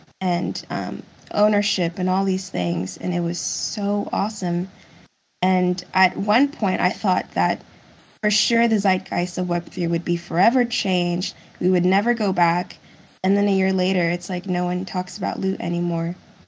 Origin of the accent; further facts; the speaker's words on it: United States; English is a second language; also born or lived in Germany; And then we moved to the States when I was 6. And I had to take English classes because I didn't speak English.